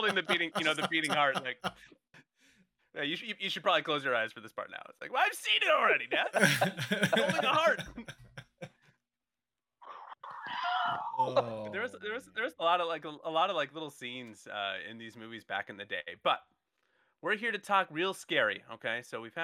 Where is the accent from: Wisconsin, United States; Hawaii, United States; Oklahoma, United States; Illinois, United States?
Hawaii, United States; moved away; also born or lived in Southern California; I grew up in Hawaii. The beach, and then we moved from Hawaii to Southern California